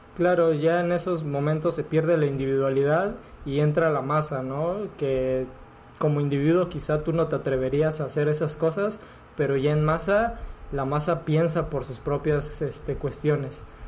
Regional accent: Acapulco, Guerrero, Mexico; somos de Acapulco, nos criamos acá.

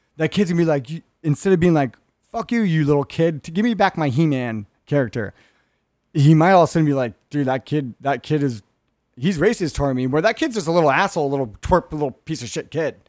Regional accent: Hermosa Beach, California, United States; me growing up in Rich Whitey Hermosa

